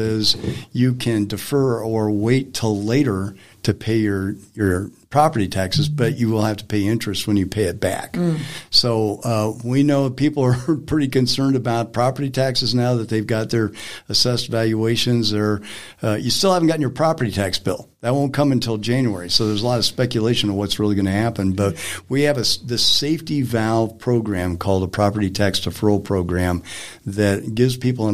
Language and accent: English; Greeley, Colorado, United States; I come from Weld County, Greeley